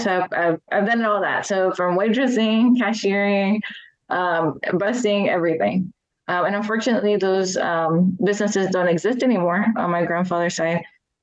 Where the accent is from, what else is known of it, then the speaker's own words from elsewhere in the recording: Georgia, United States; I actually was born and raised in Aguas, Georgia. And so both my parents are from Mexico, from Tamaulipas. And my grandparents as well, they immigrated like in the 80s to Georgia.